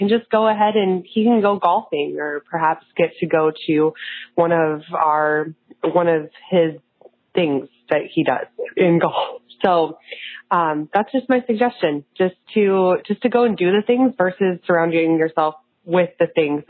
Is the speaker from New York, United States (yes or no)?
no; Nebraska, United States